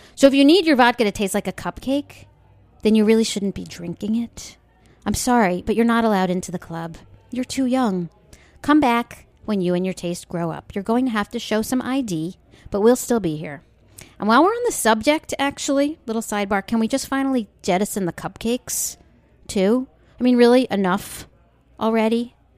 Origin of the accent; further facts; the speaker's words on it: Long Island, New York, United States; I grew up on Long Island